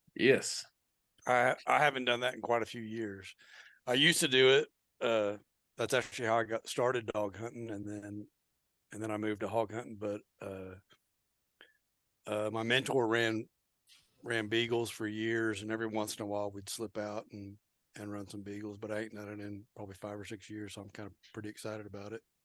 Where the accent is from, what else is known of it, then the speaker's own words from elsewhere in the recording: Oklahoma, United States; I'm from Oklahoma